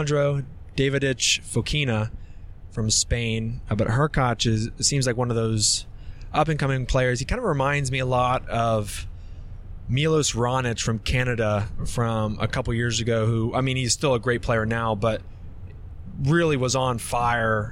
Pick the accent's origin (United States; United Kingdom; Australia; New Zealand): United States; I was born in America, I have an American dad